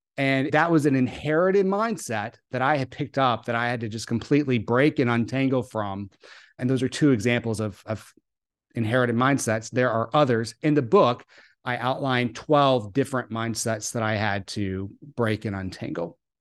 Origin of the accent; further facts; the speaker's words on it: the South, United States; I grew up in the South